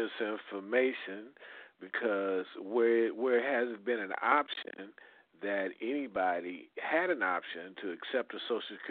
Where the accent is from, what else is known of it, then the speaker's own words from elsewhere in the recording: Texas, United States; I was born in Texas.